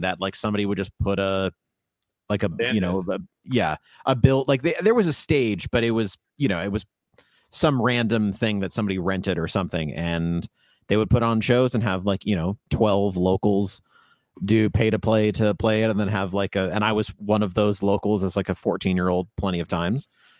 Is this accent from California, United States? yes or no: no; Virginia, United States; yeah, I'm from Loudoun, but okay. Which is just right next to Fairfax.